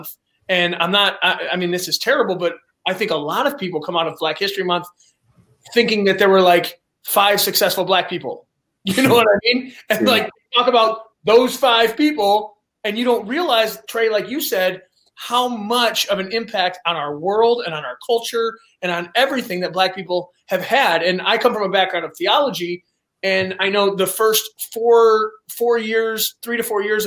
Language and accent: English; Detroit, Michigan, United States; I grew up in Detroit. I grew up at like Maross and Kelly. So I was on the east side.